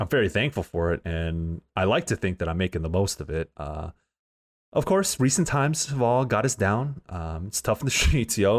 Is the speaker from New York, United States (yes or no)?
no; San Diego, California, United States; moved away as an adult; now in San Francisco, United States; I'm from Southeast San Diego